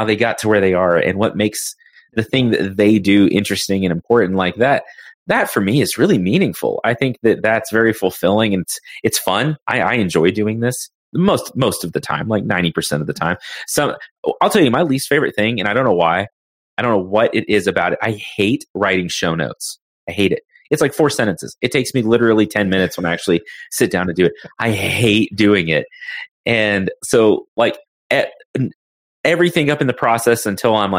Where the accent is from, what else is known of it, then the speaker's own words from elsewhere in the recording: Texas, United States; I'm a Texan. I'm, you know, have lived in Texas pretty much my whole life